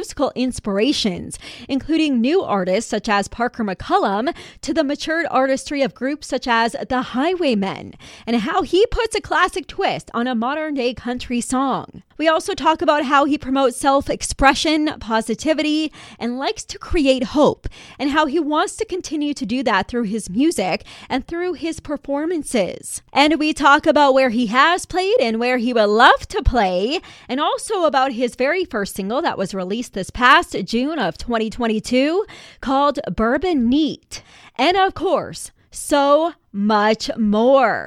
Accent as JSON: {"language": "English", "town": "High River", "region": "Alberta", "country": "Canada", "tie": "born or raised there", "said": "my hometown"}